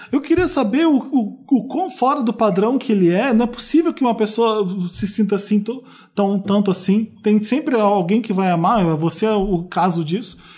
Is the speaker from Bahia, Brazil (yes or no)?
yes; Feira de Santana, Bahia, Brazil; sou muito fã do podcast. Tenho 20 anos. Sou de Feira de Santana, na Bahia. Um beijo pro pessoal de Feira de Santana.